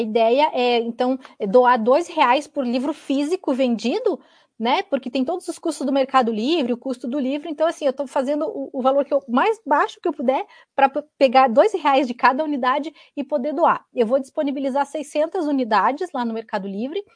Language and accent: Portuguese; Santa Catarina, Brazil; now in Curitiba, Brazil; eu moro em Curitiba, sou catarinense